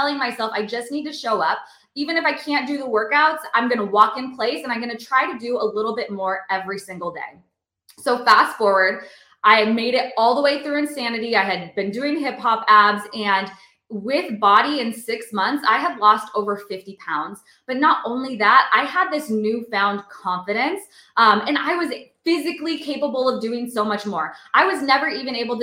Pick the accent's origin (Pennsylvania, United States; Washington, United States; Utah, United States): Washington, United States; Seattle; moved away as an adult; also born or lived in North Carolina; I moved across the country from Seattle to North Carolina